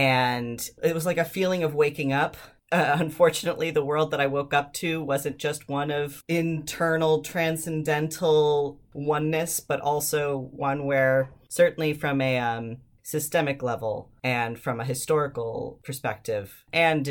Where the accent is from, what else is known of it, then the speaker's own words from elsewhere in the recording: Ann Arbor, Michigan, United States; I grew up in Ann Arbor, which is a pretty liberal town for Michigan